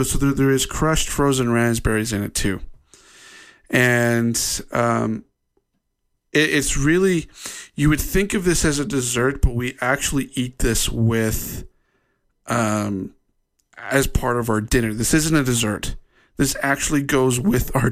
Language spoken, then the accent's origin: English; Ohio, United States; now in Utah, United States; since living in Utah, growing up in Ohio, and then coming out here and living in Utah